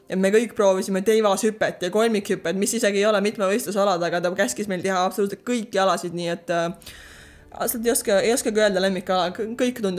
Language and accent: Estonian; Särevere, Järva County, Estonia; moved away as an adult; also born or lived in Paide / Türi / Orlando, United States; now in Houston, United States; sündisin Paides üles kasvasin paar aastat Türil ja siis, kui äh, kooli läksin, siis kolisime Säreverre, kus mu vanemad elavad siiani.